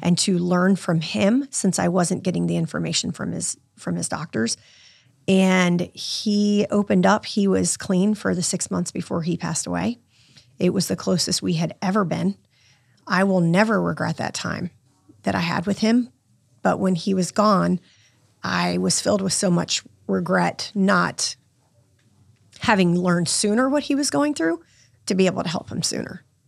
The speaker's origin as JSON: {"language": "English", "town": "Virginia Beach", "region": "Virginia", "country": "United States", "tie": "born or raised there", "said": "I grew up in Virginia Beach"}